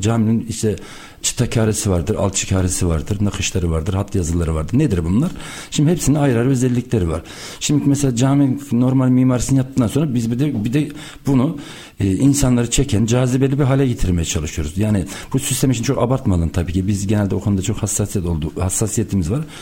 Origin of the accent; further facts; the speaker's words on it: Erfelek, Sinop, Turkey; Sinop Erfelek doğumluyum.